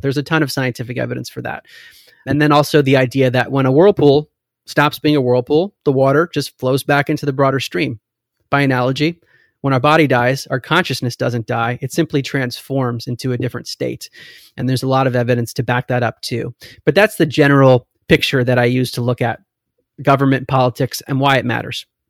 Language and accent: English; United States; also born or lived in Maryland; I grew up in America